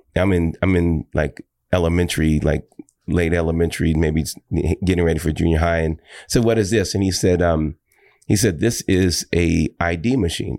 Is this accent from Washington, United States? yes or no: yes; Tacoma, Washington, United States; also born or lived in Seattle, Washington; I am from Seattle, Washington. I was born in an area outside of Seattle called Tacoma, Tacoma, Washington